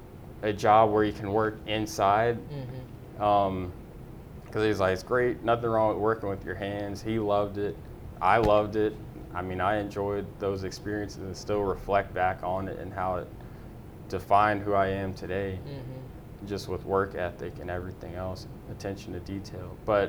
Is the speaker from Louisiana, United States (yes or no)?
yes; Baton Rouge, Louisiana, United States; moved away as an adult; now in Houston, United States; born and raised in Baton Rouge, Louisiana.